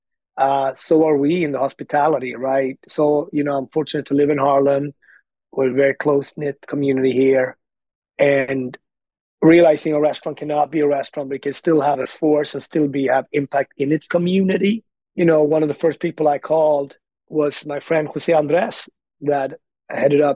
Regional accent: Sweden; moved away as an adult; also born or lived in Ethiopia; now in New York City, United States; I grew up in Sweden, but my adult life had really been lived in New York City

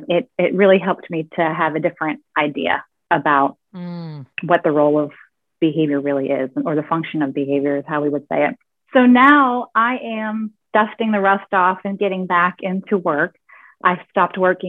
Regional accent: West Virginia, United States; I grew up in West Virginia in a real small town that has, I think, 2,000-ish people in the town

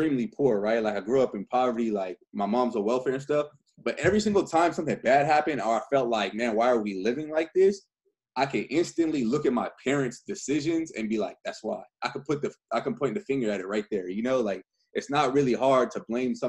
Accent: California, United States; also born or lived in San Bernardino, California; I'm from California

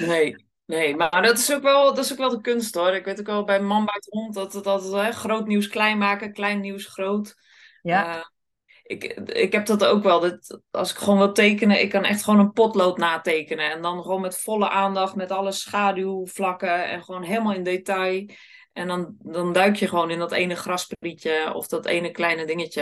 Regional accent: Sliedrecht, South Holland, Netherlands; Ik kom uit Sliedrecht

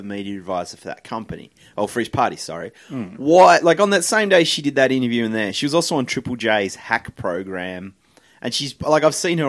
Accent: Hobart, Tasmania, Australia; in Hobart, my hometown.

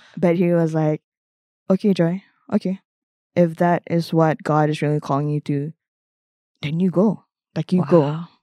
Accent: Malaysia; moved away; I'm actually from Malaysia.

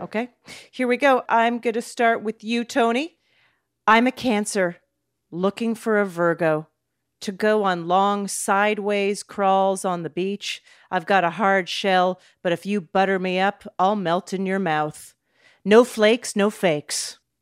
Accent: Calgary, Alberta, Canada; I'm from Calgary, by the way. I grew up in oh, Calgary

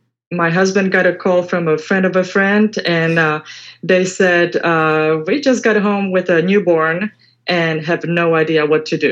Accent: Czechia; moved away as an adult; now in Houston, United States; back in the Czech Republic, the education system was a little different. So basically at age 14, 15, I had to decide who I wanted to be. And so because I wanted to be a pediatric nurse, the school was kind of a far away from my hometown

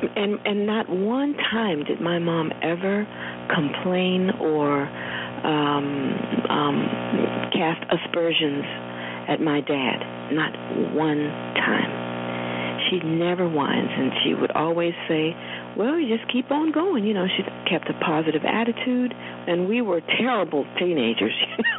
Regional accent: Roanoke, Virginia, United States; it wasn't so much growing up in Roanoke as it was seeing my mother change into this strong, self-determined person

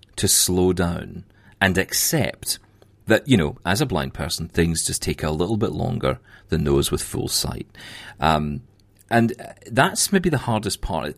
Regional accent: Scotland, United Kingdom; I'm Scottish

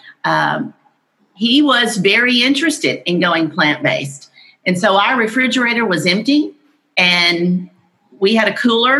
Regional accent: Houston, Texas, United States; moved away; Houston is my hometown

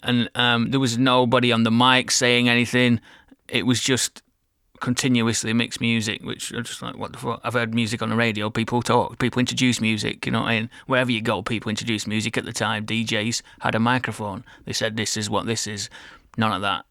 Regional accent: Burnley, North West England, United Kingdom; I'm from a small town twenty miles north of Manchester called Burnley

